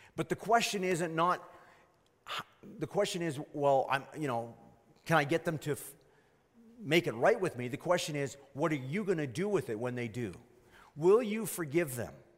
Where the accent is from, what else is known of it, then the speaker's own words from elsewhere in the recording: Canada; I was born here, but my, my grandparents weren't of Canadian root.